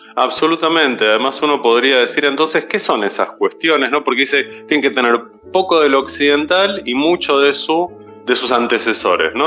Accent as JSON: {"language": "Spanish", "region": "Buenos Aires", "country": "Argentina", "said": "como porteños"}